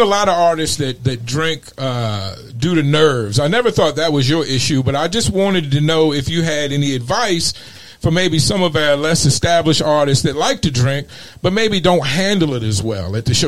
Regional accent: Mesa, Arizona, United States; hailing from my hometown of Mesa

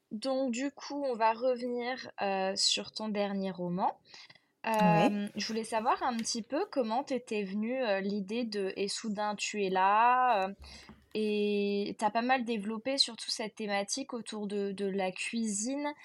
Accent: Bordeaux area, Nouvelle-Aquitaine, France

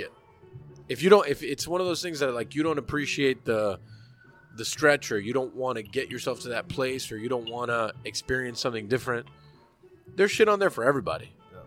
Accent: Hialeah, Florida, United States; I am a 35 year old American Cuban. I was born in Hialeah.

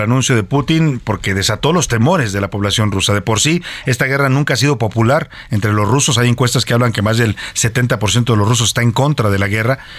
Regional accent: Mexico; como mexicano

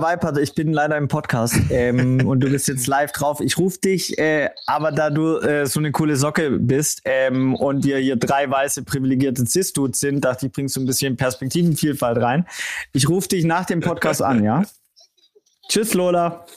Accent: Swabia, Germany; ich als auch Schwabe

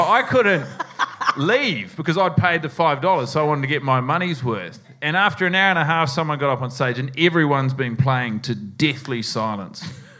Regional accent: New Zealand; moved away; I moved here from New Zealand to do this.

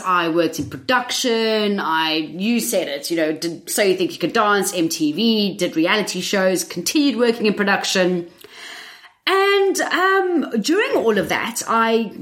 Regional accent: South Africa; moved away as an adult; now in England, United Kingdom; I'm originally from South Africa.

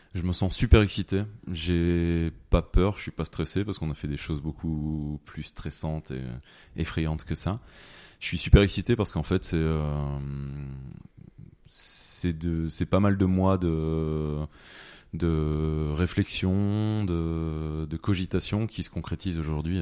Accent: French Flanders, Hauts-de-France, France; j'ai toujours été fier de venir euh, de la Flandre

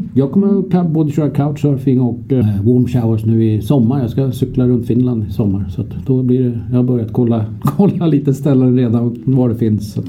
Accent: Sweden; vi som svenskar

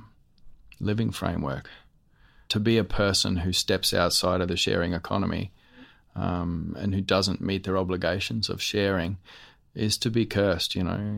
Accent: Western Cape York, Queensland, Australia; I'm from Western Cape York, Upalich clan

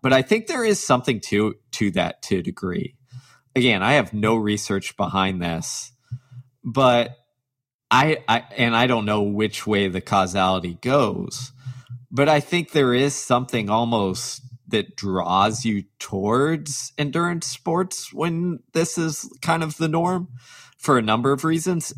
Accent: Texas, United States; growing up in the South, in Texas, as a diehard athlete

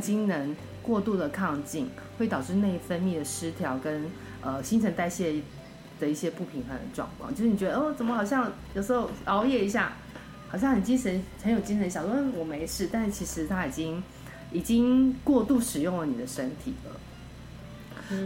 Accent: Taiwan; now in United States; 我以前小时候在台湾

